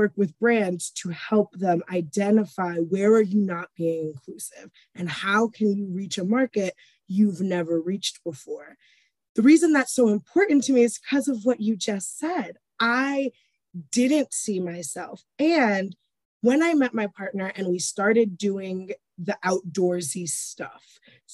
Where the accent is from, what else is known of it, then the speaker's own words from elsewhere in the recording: New York City, New York, United States; moved away as an adult; now in Colorado, United States; I grew up in New York City, like I mentioned, and I am from a Hispanic family